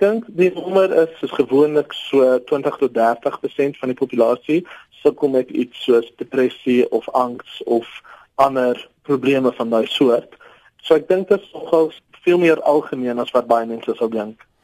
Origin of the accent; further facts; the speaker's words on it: South Africa; ons as Suid-Afrikaners